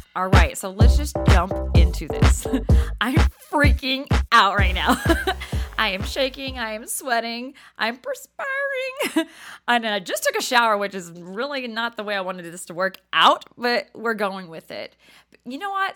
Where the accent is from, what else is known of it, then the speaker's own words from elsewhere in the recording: Texas, United States; accent: Southern; moved away as an adult; now in New Jersey, United States; I'm a whole lot of Texas, um, but a little bit of Jersey